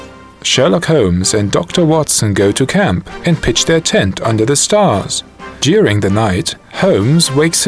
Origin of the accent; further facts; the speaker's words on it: East Germany, Germany; moved away as an adult; now in London, United Kingdom; As you can tell from my name, I'm German. In fact, I grew up first in East Germany, then moved to West Germany at the age of 12, and 10 years later came to London to train as an actor